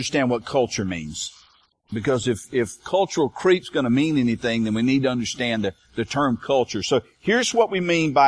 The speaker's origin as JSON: {"language": "English", "country": "United States", "said": "we as American"}